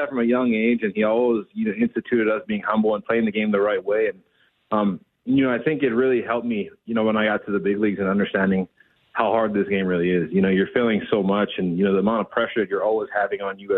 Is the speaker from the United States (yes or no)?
yes; Big Island, Hawaii, United States; moved away; I'm from the Big Island